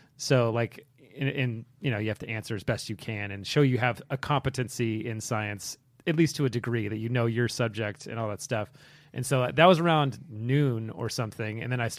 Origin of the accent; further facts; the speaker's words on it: San Diego, California, United States; also born or lived in Boston; now in New York City, United States; I'm from San Diego originally.